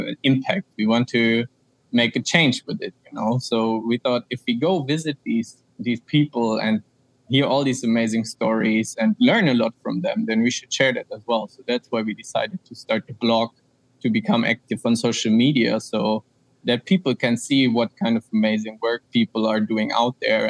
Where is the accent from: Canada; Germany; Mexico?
Germany; Frankfurt, Hesse; moved away as an adult; also born or lived in Austria; I'm from Germany, from Frankfurt